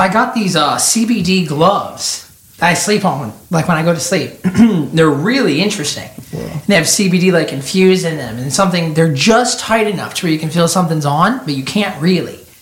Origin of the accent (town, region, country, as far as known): Tennessee, United States; born or raised there; also born or lived in Bradenton, Florida